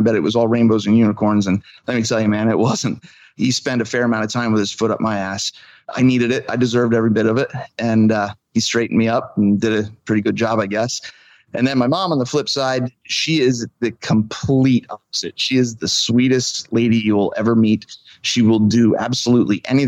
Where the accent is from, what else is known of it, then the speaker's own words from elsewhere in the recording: Klingerstown Valley, Pennsylvania, United States; I've been born and raised in the Clingerstown Valley